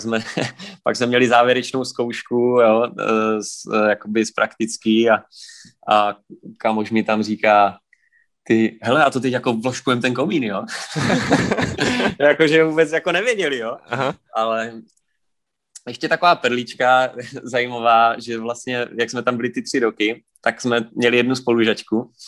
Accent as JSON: {"language": "Czech", "town": "Prostějov", "region": "Olomouc Region", "country": "Czechia", "said": "jsem z Prostějova z České republiky, kousek od Olmouce"}